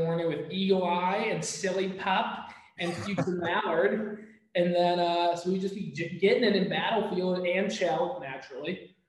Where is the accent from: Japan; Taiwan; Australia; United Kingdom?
Japan; I grew up in Japan, so, you know, it's kind of part of the culture.